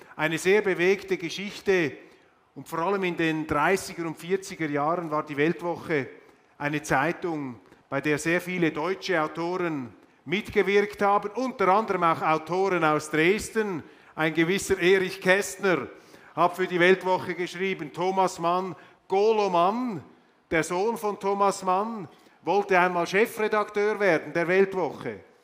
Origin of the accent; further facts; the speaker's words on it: Switzerland; als Schweizer